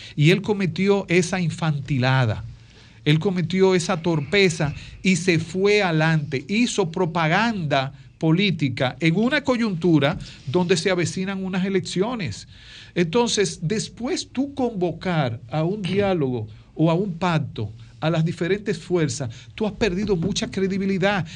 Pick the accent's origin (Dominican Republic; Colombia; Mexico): Dominican Republic